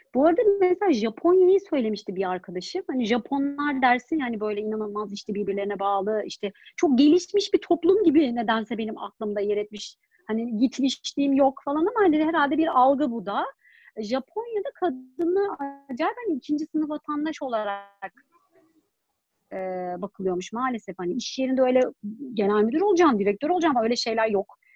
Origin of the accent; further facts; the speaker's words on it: Germany; Ben Almanya'da doğdum